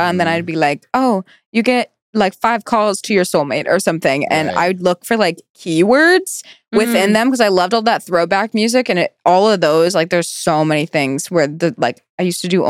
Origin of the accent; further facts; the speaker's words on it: Virginia, United States; moved away as an adult; I came all the way from Virginia